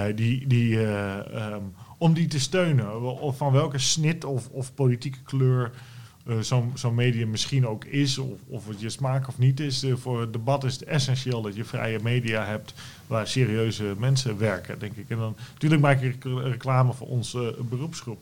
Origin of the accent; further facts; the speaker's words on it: Netherlands; wij als Nederlanders